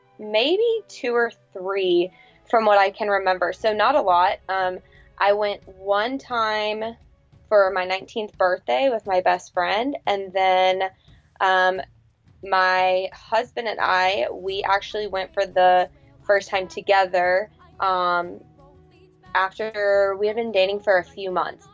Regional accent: Tallahassee, Florida, United States; I grew up here in Tallahassee

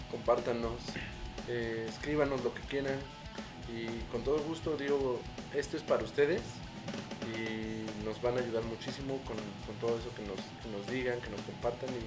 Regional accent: Mexico; Todos somos mexicanos, hay que seguir siendo solidarios, hay que seguir siendo familia

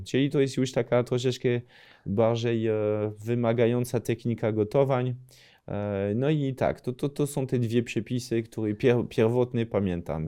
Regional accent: near Lille, Hauts-de-France, France; Polish is a second language; moved away; mogę mieć taki akcent z regionu, skąd pochodzę w ogóle we Francji, czyli to jest północ Francji, powyżej Paryża, to jest 80 km od Dunkerque, 200 km od Paryża

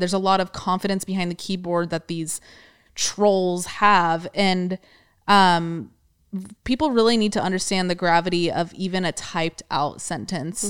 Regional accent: California, United States; we're born and raised in California

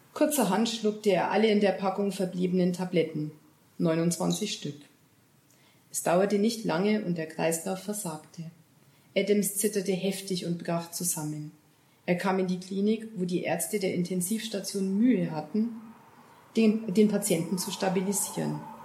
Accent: Bavaria, Germany; bei uns in Bayern

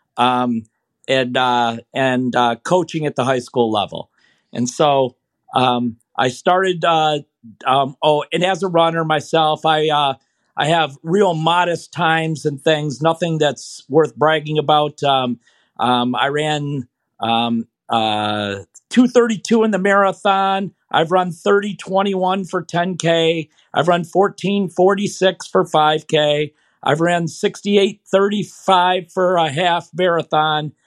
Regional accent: Michigan, United States; I was, uh, uh, born and raised in Michigan and never ventured too far from there.

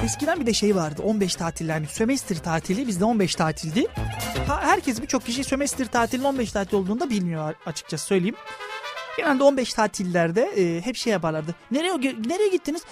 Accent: Thrace, Tekirdağ, Turkey; now in Çanakkale, Turkey; ailem benim Tekirdağ'dadır. Aslen de 40'lar 50'liyim. Yani Trakya'dan dışarı çıkmış bir insan değilim.

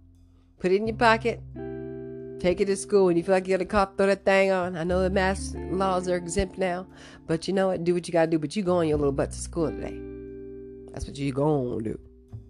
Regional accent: United States; as an American

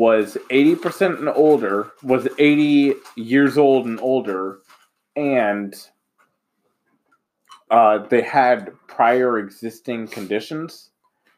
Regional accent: United States; I'm an American

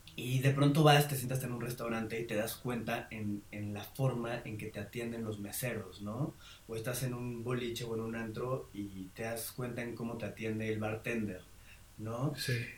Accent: Mexico; also born or lived in Madrid; para mí que soy mexicano

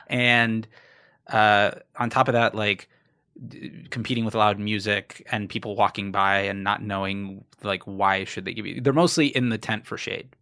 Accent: South Florida, United States; moved away; I'm originally from South Florida.

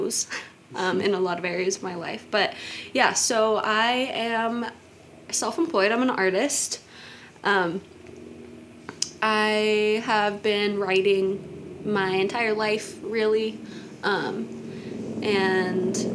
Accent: Kansas, United States; I grew up in Kansas, and I lived with my mom there

